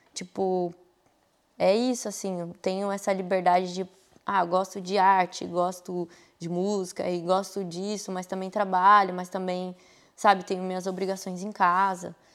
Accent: Taboão da Serra, São Paulo, Brazil; moved away as an adult; onde eu cresci, que eu, eu nasci no Taboão da Serra, né? Ali, Butantã e tal

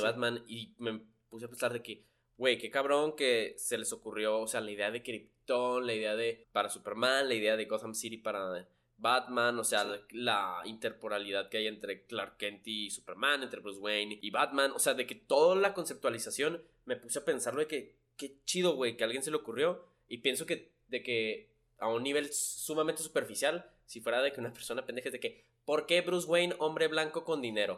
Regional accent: Chihuahua, Mexico; me presentaba como mexicano, que ¿de dónde? Lo Chihuahua

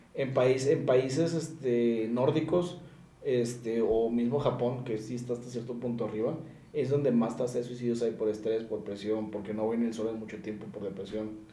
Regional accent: Mexico

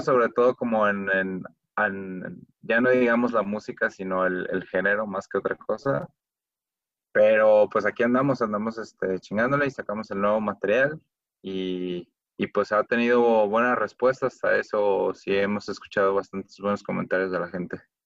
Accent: Guadalajara, Jalisco, Mexico; todos somos de Guadalajara

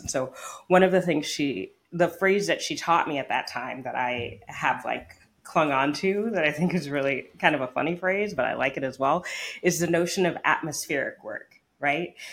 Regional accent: United States; as an American.

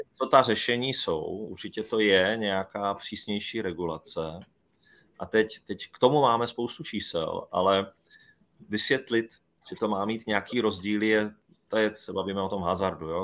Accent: Brno, South Moravian Region, Czechia; Já, já jsem třeba Brňák, no, měl být Brňák

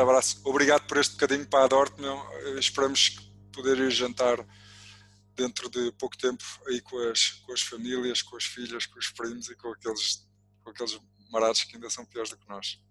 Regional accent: Portugal; todos nós, enquanto portugueses

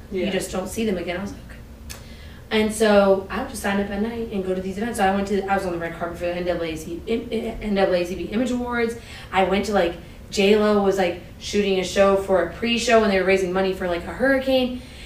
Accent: Maryland, United States; moved away as an adult; also born or lived in Hampton / Los Angeles, California; I grew up in Maryland, like my, when they came from Pakistan, they showed up in Laurel, Maryland, down the street

